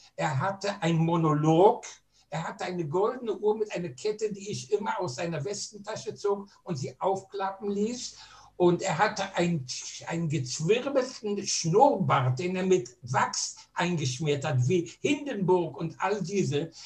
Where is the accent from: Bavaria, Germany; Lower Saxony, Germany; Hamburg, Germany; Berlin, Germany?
Berlin, Germany; ich bin vor 89 Jahren in Berlin als deutscher Jude geboren